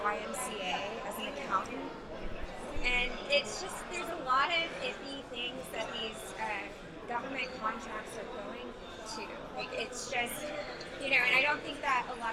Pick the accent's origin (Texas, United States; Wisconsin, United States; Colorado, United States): Texas, United States; Houston; also born or lived in Santa Fe; I was born and raised there.